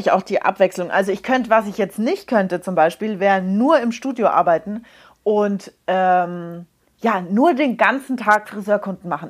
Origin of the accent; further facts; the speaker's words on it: Munich, Bavaria, Germany; ich bin in München geboren, ich bin in München aufgewachsen